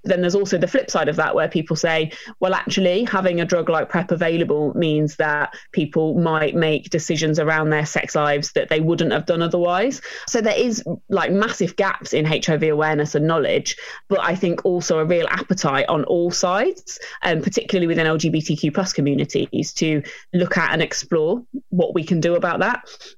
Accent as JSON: {"language": "English", "region": "East Midlands", "country": "United Kingdom", "also_born_or_lived": "Norfolk, United Kingdom", "said": "Well, I'm from Lincolnshire originally."}